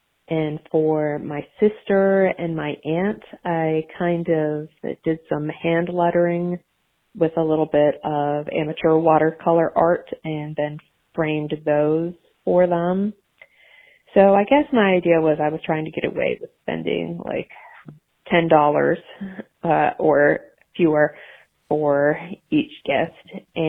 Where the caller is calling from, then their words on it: Nashville, Tennessee, United States; I'm calling from Nashville, Tennessee